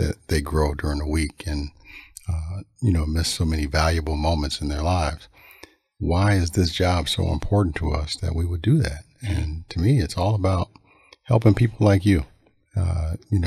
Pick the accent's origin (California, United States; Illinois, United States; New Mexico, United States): Illinois, United States; Maywood; also born or lived in Bellwood, Illinois / Melrose Park, Illinois; born there and I grew up in Maywood and moved to Bellwood when I was in eighth grade